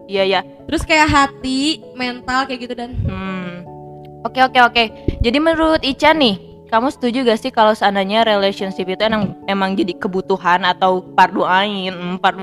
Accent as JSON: {"language": "Indonesian", "region": "West Java", "country": "Indonesia", "said": "pertama banget sih pasti emak sama bapak gue kan nyokap emak sama bokap gue ya emak bapak kan karena kita orang Sunda ya"}